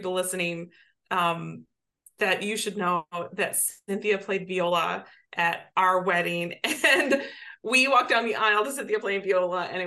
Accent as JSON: {"language": "English", "region": "Southwest Michigan", "country": "United States", "tie": "born or raised there", "also_born_or_lived": "Chicago", "moved": "yes", "said": "my hometown in Southwest Michigan"}